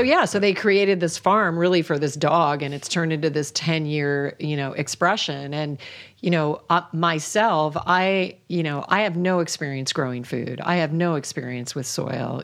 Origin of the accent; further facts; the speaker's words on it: Alaska, United States; moved away; I was raised in Alaska